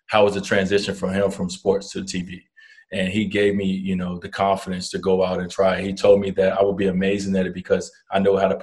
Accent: Chicago, Illinois, United States; accent: country, Mississippi; I come from Chicago

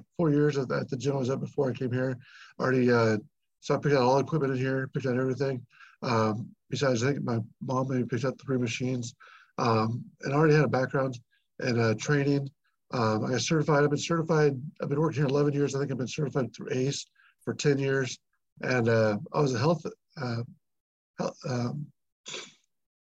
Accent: Newton, United States; I'm from Newton originally

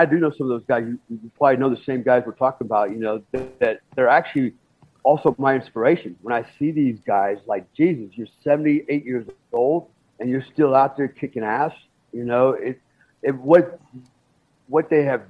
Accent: Germany; my dad was in the Army for 20 years. I grew up mostly in Germany at the bases over there.

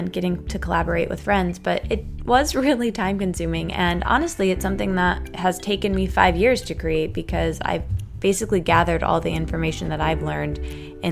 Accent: Midwest, United States; I'm from the Midwest

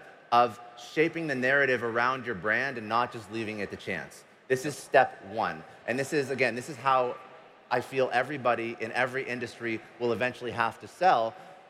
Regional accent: Boston, Massachusetts, United States

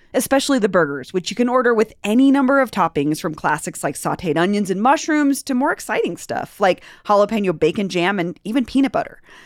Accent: Denver, Colorado, United States; I grew up in Denver

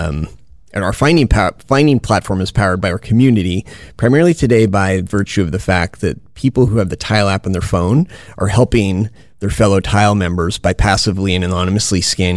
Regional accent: Winnipeg, Manitoba, Canada; now in Silicon Valley, United States; I'm originally from Winnipeg

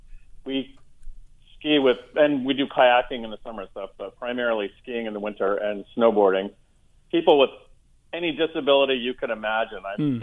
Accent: New Hampshire, United States; moved away as an adult; now in Gray, Maine, United States; I live in Gray, Maine now. I spend most of my life in New Hampshire

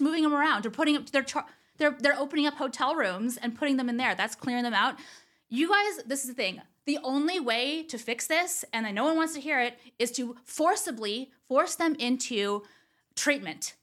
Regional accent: Orange County, California, United States; also born or lived in Los Angeles; they don't think I'm from here

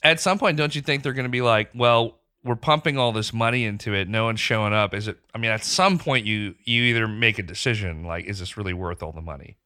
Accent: Pakistan; moved away; growing up in Pakistan.

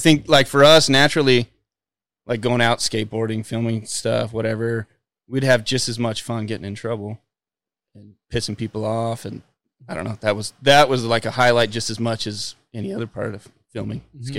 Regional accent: Las Vegas, Nevada, United States; I grew up in Las Vegas.

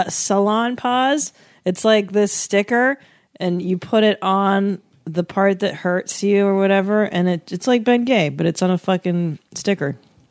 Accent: Akron, Ohio, United States; I'm from Akron, Ohio.

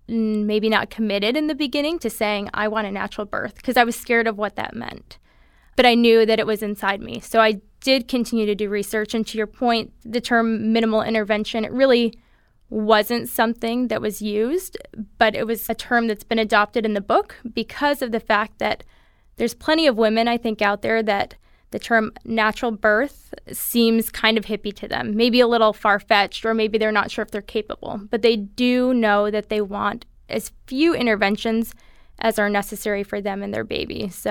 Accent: Holland, Michigan, United States; now in California, United States; I grew up in Michigan, in Holland, Michigan, on the west side of the state, and we moved out to California about 7 years ago.

